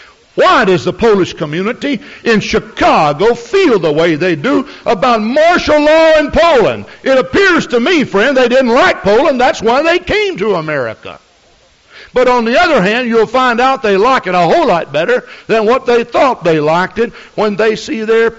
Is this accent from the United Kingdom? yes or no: yes; Scotland, United Kingdom; And I suppose you'd say that I'm a Scottish, okay?